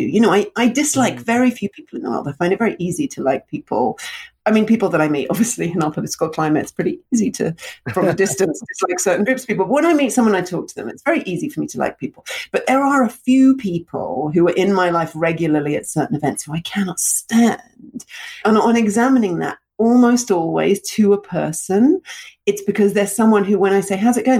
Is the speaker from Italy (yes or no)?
no; London, United Kingdom; also born or lived in Russia; I moved from Russia to London when I was 2